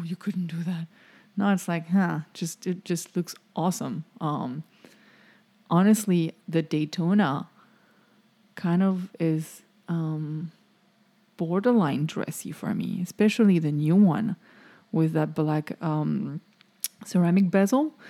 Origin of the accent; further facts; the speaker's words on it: France; now in Florida, United States; I'm French